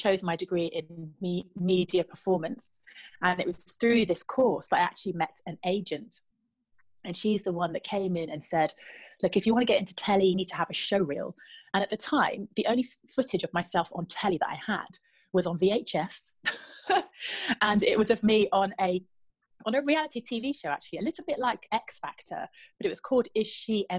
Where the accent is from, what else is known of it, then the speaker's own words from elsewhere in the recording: Trowbridge, South West England, United Kingdom; moved away as an adult; also born or lived in Luton; I grew up in the West Country, you're right, in Trowbridge. Born and bred